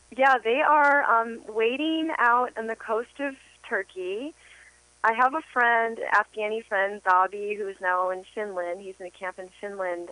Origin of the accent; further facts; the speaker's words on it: United States; now in Los Angeles, United States; as an American and coming from the world we live